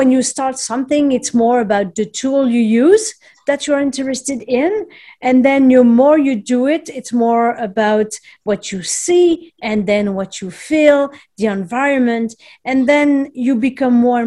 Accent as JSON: {"language": "English", "country": "France", "moved": "as an adult", "lives_now": "Montreal, Canada", "said": "I'm originally from France. However, I emigrated here a couple of decades ago and I still live in Montreal."}